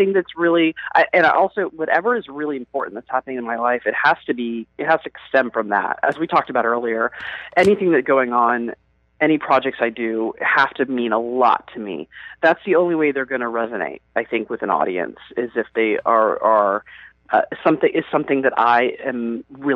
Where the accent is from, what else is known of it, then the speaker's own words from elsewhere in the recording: Atlanta, Georgia, United States; growing up in Atlanta